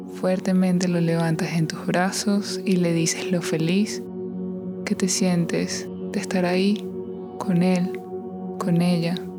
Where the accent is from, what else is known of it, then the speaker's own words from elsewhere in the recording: Venezuela; now in United States; soy de Venezuela, soy de Latinoamérica y allá no celebramos tanto este día como aquí